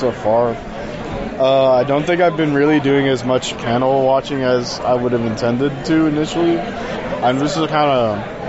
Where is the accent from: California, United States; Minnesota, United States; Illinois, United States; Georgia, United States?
Georgia, United States; Woodstock; I'm from Woodstock, from around here. I'm a local, okay.